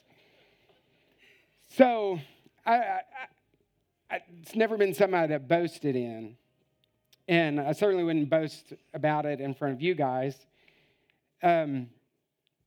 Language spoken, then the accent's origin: English; United States; moved away as an adult; now in Italy; I'm an American with two master's degrees.